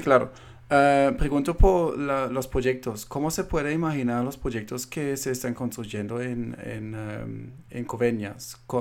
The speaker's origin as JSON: {"language": "Spanish", "country": "Colombia", "moved": "yes", "lives_now": "United States", "said": "yo siendo colombiano viendo ahora en los Estados Unidos"}